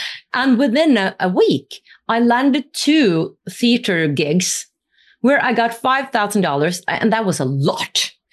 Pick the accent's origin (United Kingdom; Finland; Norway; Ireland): Norway; I come from the north. I come from Norway.